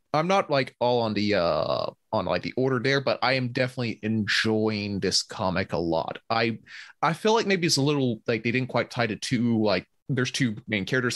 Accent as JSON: {"language": "English", "region": "Georgia", "country": "United States"}